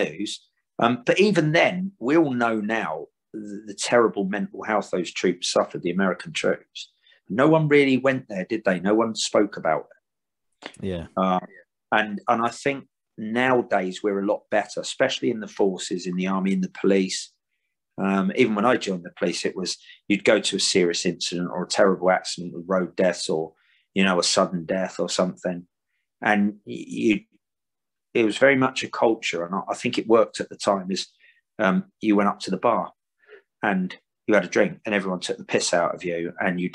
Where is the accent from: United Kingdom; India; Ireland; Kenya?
United Kingdom; Hayling Island, South East England; I came from Hayling Island. I don't know if you know it, a small island on the south coast with a bridge to the mainland. It's probably only about 5 miles by 5 miles. And that's where I was born and grew up.